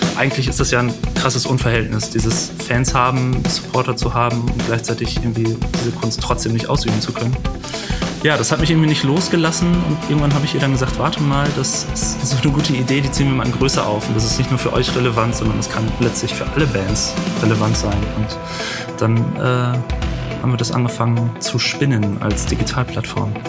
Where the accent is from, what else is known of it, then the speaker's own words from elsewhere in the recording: Büren, North Rhine-Westphalia, Germany; moved away as an adult; also born or lived in Lüneburg; now in Hamburg, Germany; geboren in Büren